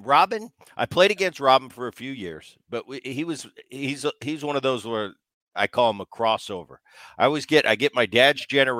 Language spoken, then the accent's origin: English; Philadelphia, Pennsylvania, United States; John, I grew up in Philadelphia, and some of my vivid, you know, I talk about this all the time